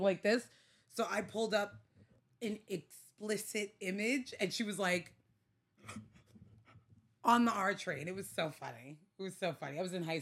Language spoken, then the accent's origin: English; New York City, New York, United States; born or raised there